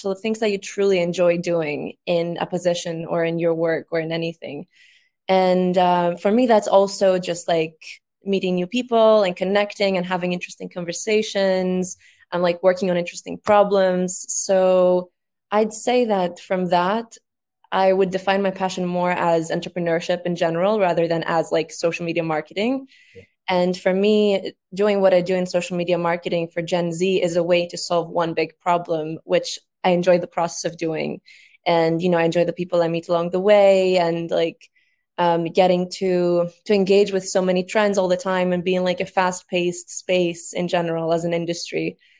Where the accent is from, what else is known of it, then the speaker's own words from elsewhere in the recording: Greece; now in London, United Kingdom; I'm from Greece. I'm 21 years old. I'm based in London right now.